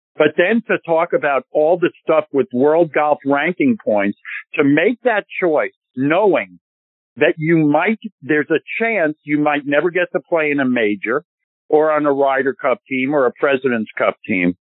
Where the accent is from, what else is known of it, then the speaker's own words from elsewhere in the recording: New York, United States; I'm a New Yorker